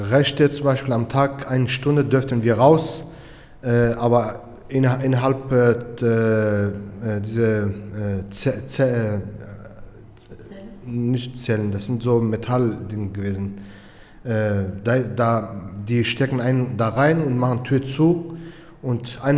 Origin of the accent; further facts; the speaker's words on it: Turkey; German is a second language; ich bin äh, in der Türkei im Krieg aufgewachsen.